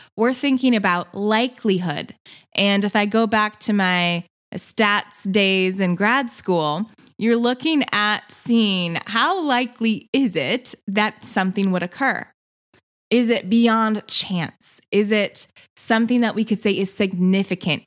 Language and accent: English; Michigan, United States; moved away as an adult; also born or lived in San Diego; But I'm from Michigan, so I am now back in Michigan